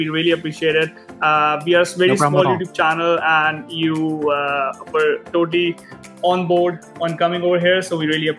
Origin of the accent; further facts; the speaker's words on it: India; moved away; We came from India a few years ago and we were thinking about going to US first, and we saw tuition, we saw the tuition fee and we were like, no, not gonna happen.